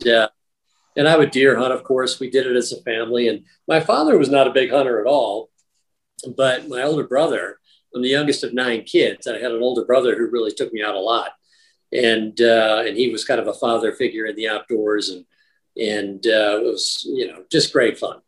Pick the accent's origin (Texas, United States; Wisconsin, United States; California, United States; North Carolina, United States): Wisconsin, United States; when I grew up in Wisconsin, we didn't have turkeys.